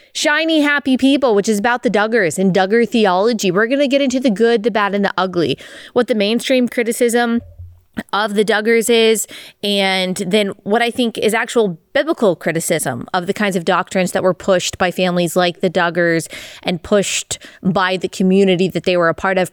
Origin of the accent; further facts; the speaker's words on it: Dallas, Texas, United States; growing up in Dallas, Texas